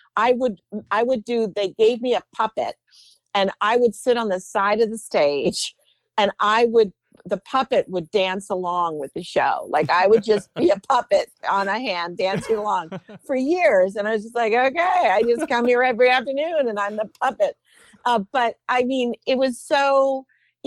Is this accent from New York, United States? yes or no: yes; New York City, New York, United States; I grew up in New York and my family loved going to the theater